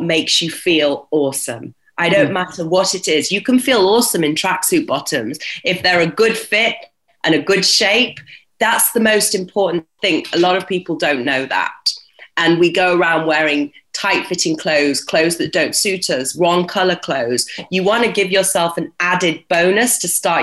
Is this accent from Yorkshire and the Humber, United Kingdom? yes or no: yes; Yorkshire and the Humber, United Kingdom; growing up in Yorkshire was, and seeing my dad as an entrepreneur was very inspiring